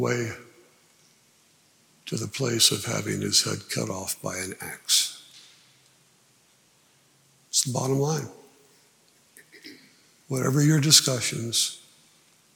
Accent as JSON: {"language": "English", "region": "New Jersey", "country": "United States", "tie": "born or raised there", "said": "I grew up in New Jersey, 5 miles from Washington Crossing State Park"}